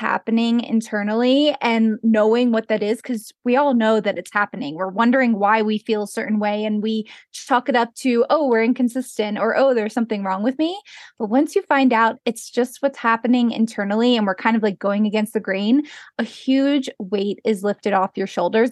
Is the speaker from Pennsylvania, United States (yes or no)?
yes; Pennsylvania, United States; moved away as an adult; now in Jackson Hole, United States; I grew up in Pennsylvania, and I eventually moved out to Jackson Hole, Wyoming, where I live now